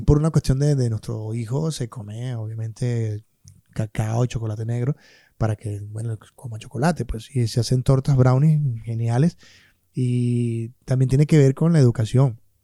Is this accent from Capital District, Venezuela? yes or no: no; Maracay, Aragua, Venezuela; moved away; yo que vengo de Maracay